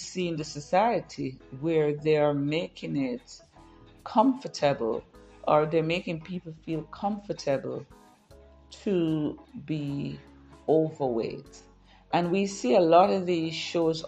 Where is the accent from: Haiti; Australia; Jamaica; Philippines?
Jamaica; I grew up in Jamaica